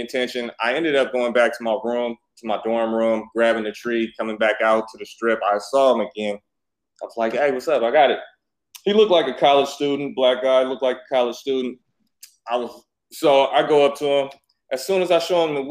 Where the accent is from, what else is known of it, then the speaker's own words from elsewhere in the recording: Oakland, California, United States; moved away as an adult; also born or lived in Atlanta / Las Vegas; I grew up there.